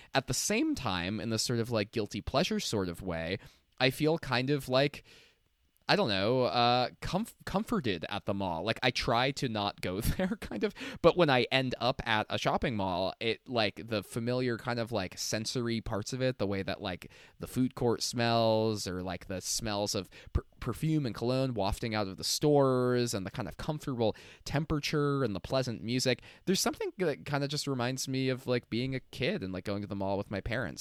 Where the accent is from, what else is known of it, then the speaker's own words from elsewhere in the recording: New Jersey, United States; I'm from New Jersey